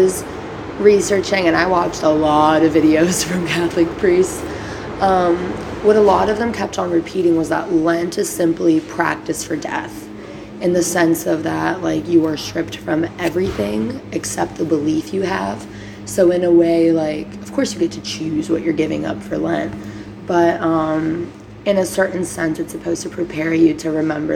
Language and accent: English; Brazil; now in United States; in Brazil, at least, it is the biggest week of the whole year. And on Good Friday, we have literal, like, play reenactments